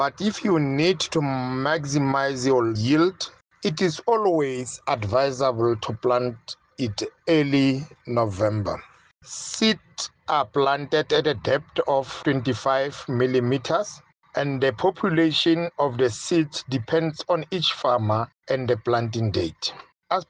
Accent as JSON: {"language": "English", "town": "Welkom", "region": "Free State", "country": "South Africa", "said": "I'm a farmer from Welkom in the Free State."}